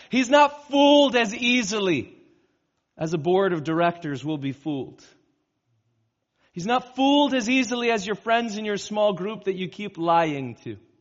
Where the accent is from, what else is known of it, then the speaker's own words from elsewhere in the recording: California, United States; moved away; I grew up in California